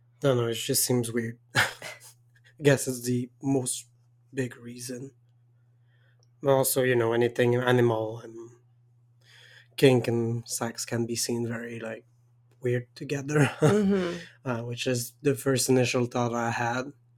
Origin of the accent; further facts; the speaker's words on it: Quebec, Canada; accent: French Canadian Quebecois; English is a second language; I'm French Canadian and I tried to have an Anglo accent and it doesn't work.